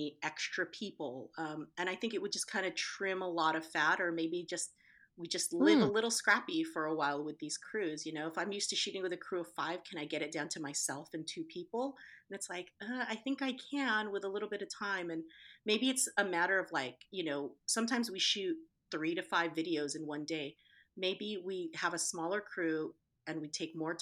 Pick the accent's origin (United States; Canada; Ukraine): United States; Riverside, California; I'm from Riverside